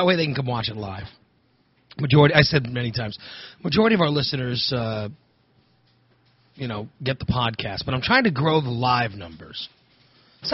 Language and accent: English; United States; I'm an American